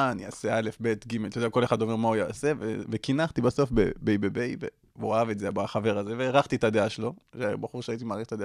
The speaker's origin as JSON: {"language": "Hebrew", "town": "Ashdod", "region": "Southern District", "country": "Israel", "tie": "born or raised there", "also_born_or_lived": "Beersheba", "said": "ואז אשדוד, ומאז עד עכשיו אשדוד, אחי."}